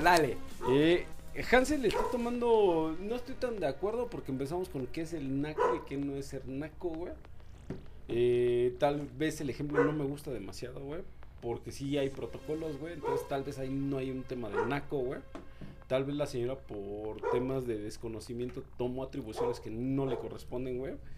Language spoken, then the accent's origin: Spanish; Mexico; uno de los mejores actores que tenemos en México